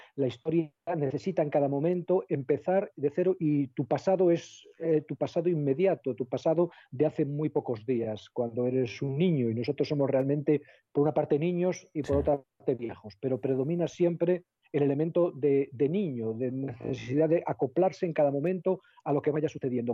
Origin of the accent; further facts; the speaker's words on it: El Bierzo, Castile and León, Spain; yo soy del Bierzo